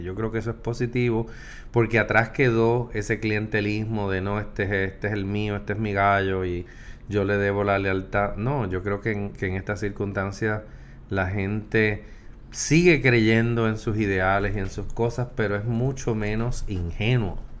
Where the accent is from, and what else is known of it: Puerto Rico